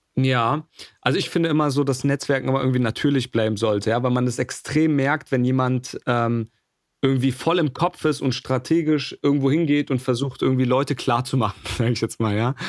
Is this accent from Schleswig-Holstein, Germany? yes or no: no; Berlin, Germany; moved away as an adult; also born or lived in Jena; ich, ich, bin Berliner, bin, bin dann nach Jena gezogen, habe dort studiert